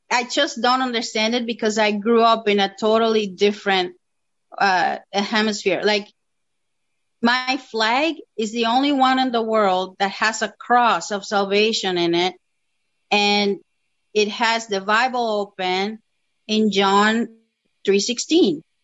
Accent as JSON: {"language": "English", "country": "Dominican Republic", "moved": "as an adult", "lives_now": "Toronto, Canada", "said": "I'm originally from the Dominican Republic and I've been in Canada for 10 years now almost."}